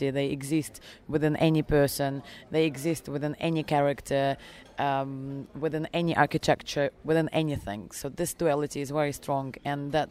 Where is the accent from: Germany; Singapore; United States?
Germany; also born or lived in Russia / England; Um, my background is I was born in Russia, however, raised uh, abroad in Germany and um, and uh, England.